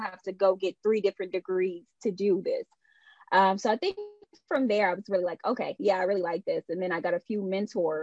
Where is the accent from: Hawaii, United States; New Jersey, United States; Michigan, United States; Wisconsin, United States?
Michigan, United States; Detroit; I was born and raised on the west side of Detroit.